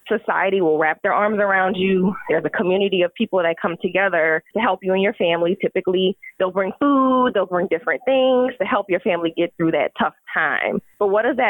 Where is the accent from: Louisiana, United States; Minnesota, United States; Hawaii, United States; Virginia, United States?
Louisiana, United States; We know we're both from Louisiana